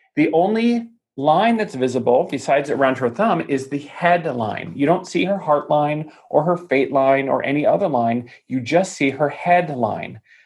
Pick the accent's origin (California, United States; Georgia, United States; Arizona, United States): Arizona, United States; Tucson; my hometown of Tucson, Arizona